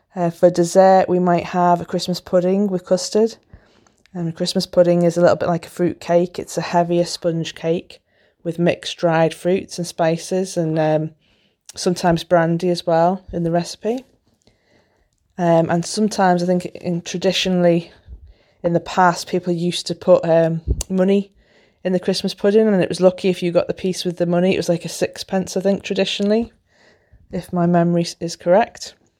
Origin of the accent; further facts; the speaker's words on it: the Wirral, North West England, United Kingdom; I'm from the Wirral, which is a peninsula near Liverpool in northwest England.